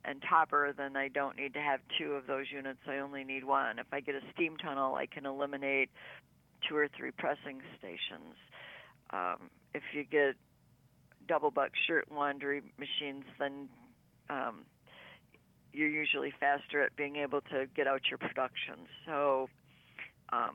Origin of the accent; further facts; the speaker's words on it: Burton, Michigan, United States; also born or lived in Flint, Michigan / Clio, Michigan; I was born in the Flint area. I grew up in a small suburb outside of Flint called Burton